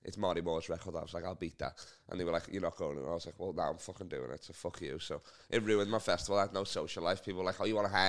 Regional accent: Liverpool, North West England, United Kingdom; accent: Scouse; I'm a Scouser, and as you can see, we take no shit. And we speak Scouse, that's our dialect

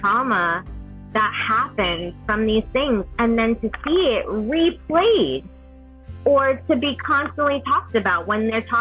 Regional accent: New York, United States; moved away as an adult; also born or lived in Alabama; I grew up in New York

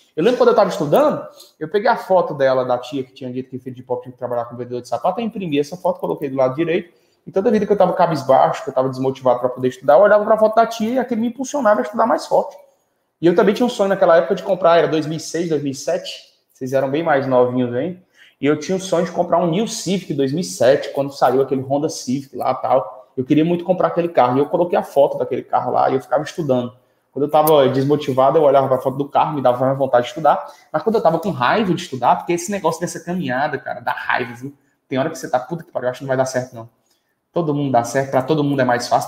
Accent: Quixadá, Ceará, Brazil; moved away; Eu sou de Quixadá, no Ceará

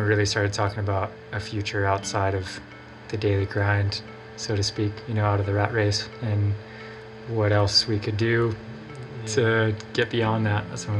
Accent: Colorado, United States; also born or lived in Wisconsin; I grew up in Colorado. I mean, we moved from Wisconsin right after I was born. You know, I was maybe 8 when we moved back here.

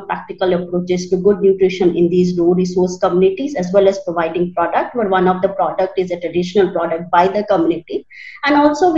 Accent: Odisha, India; I'm basically from Odisha

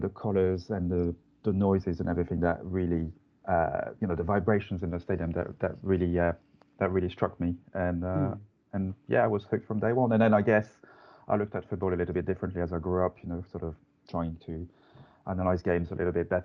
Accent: Lens, Hauts-de-France, France; accent: French; English is a second language; moved away as an adult; now in London, United Kingdom; I'm from France, as you can hear from my accent, from quite a small mining town called Lens

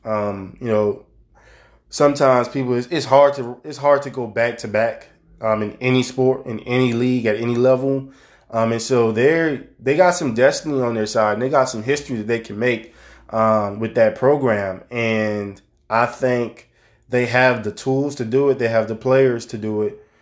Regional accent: New Orleans, Louisiana, United States; my hometown of New Orleans

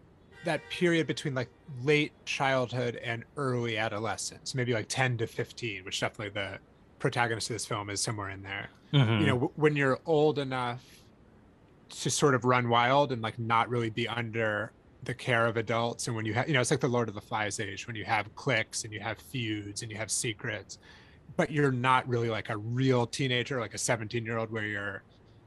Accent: Northampton, Massachusetts, United States; I remember growing up in Northampton

